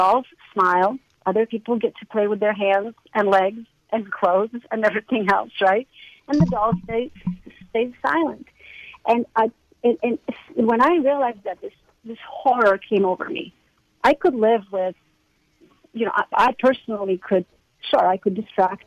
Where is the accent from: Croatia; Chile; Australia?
Croatia; moved away; I grew up in Croatia